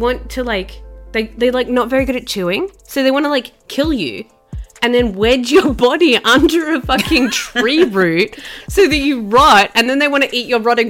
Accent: Australia; growing up in Australia, crocodiles, it's a bit of a spectre. Like, I grew up in the south

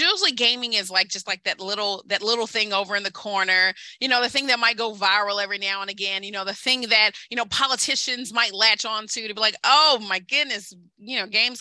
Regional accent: Kentucky, United States; I'm from Kentucky. I'm from coal country.

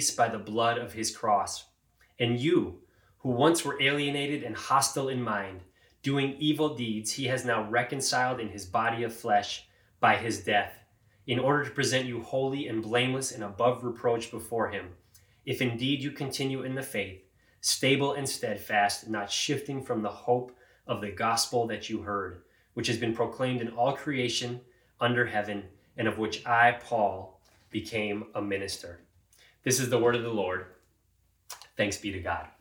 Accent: Cleveland, Ohio, United States; I'm from Cleveland.

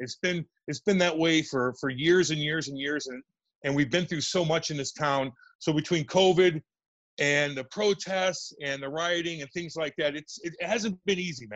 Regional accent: Eureka, Missouri, United States; We grew up in Eureka, Missouri.

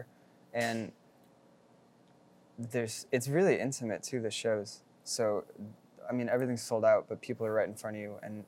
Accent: Santa Barbara, California, United States; I grew up in Santa Barbara, which is mostly white and mostly like rich

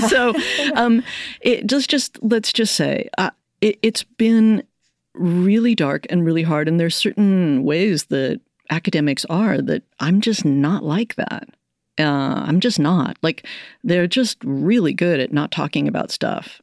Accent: United States; I'm Irish American.

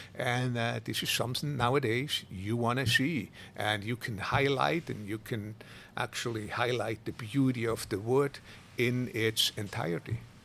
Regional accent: Switzerland; moved away as an adult; also born or lived in Italy; now in Kona, United States; I go often back to Switzerland to visit my dad and my brother, my sister

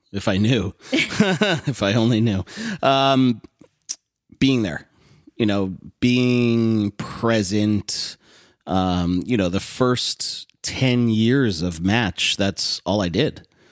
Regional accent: Westport, Connecticut, United States; also born or lived in Southport, Connecticut; Westport, Connecticut, born and raised

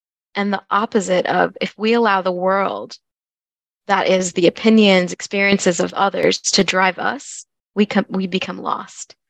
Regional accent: United States; also born or lived in Louisville, Kentucky; I am Bengali American. I was born and raised in the United States, and my parents are both from Bangladesh

